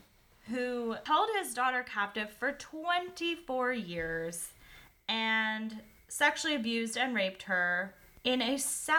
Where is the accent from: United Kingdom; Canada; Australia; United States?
Canada; I'm Canadian